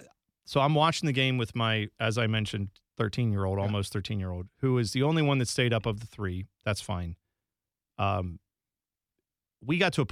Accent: Columbus, Ohio, United States; But I know where I grew up in Columbus, there were, you know, rec soccer leagues and things like that.

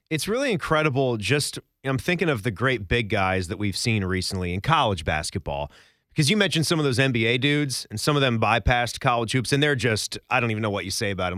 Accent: Northern Virginia, United States; we didn't have a whole lot of great college options growing up in Virginia in the spot we lived

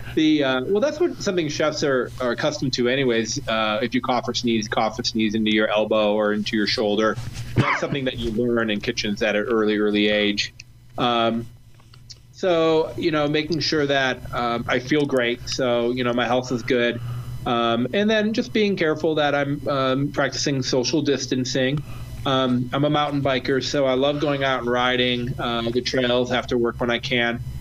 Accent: Ohio, United States; now in Colorado, United States; I'm from Ohio

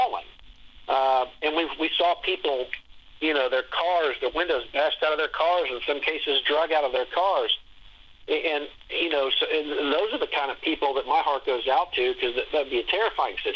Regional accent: Dayton, Ohio, United States; now in Columbus, United States; Dayton's actually my hometown. And, I live in Columbus area now, but for many years. But I grew up in Dayton

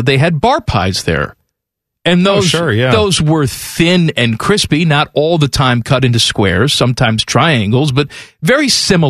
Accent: Chicago, Illinois, United States; now in Ohio, United States; that's what I grew up eating in Chicago.

